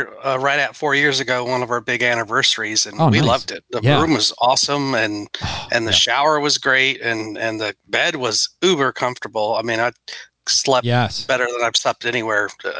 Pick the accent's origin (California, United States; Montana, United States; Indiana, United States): Indiana, United States; I grew up in Indiana where we had White Castle.